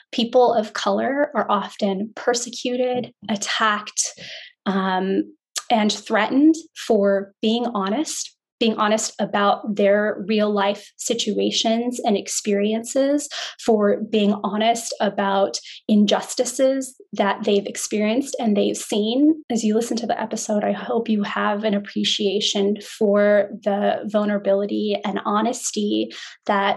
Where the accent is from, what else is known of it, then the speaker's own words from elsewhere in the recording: San Francisco, California, United States; I was born and raised in San Francisco